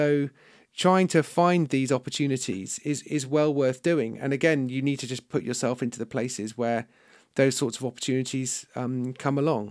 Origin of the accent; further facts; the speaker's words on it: United Kingdom; I'm British and I'm a writer.